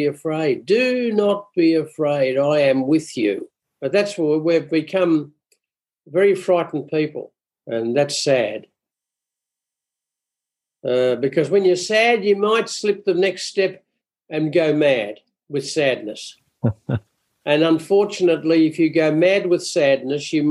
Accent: Glasgow, Scotland, United Kingdom; I'm a Glaswegian

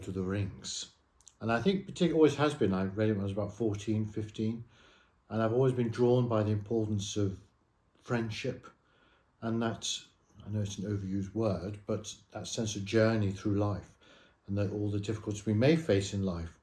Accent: Leicester, East Midlands, United Kingdom; I grew up in the Midlands, so I'm a Leicester man

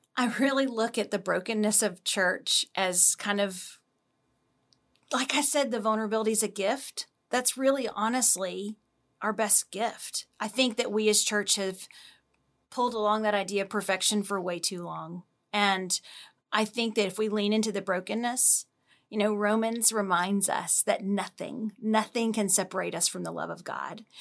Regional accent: Louisiana, United States; moved away as an adult; now in Dallas, United States; I'm initially from Louisiana

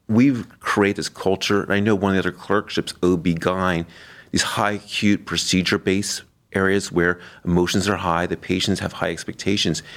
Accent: Florida, United States; now in Cleveland, United States; I was raised on the East Coast in Florida. I view Florida as my home state

